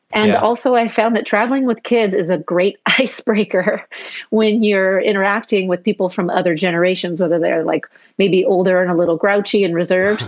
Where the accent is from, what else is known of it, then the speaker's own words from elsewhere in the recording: Seattle, Washington, United States; moved away as an adult; also born or lived in Amsterdam / Sydney / Tokyo; I'm from Seattle originally